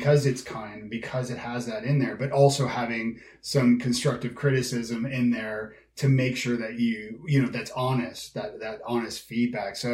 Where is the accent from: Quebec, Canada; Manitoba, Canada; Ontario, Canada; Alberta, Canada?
Ontario, Canada; Toronto; moved away as an adult; also born or lived in Ireland / Scotland; now in Nashville, United States; I'm from Toronto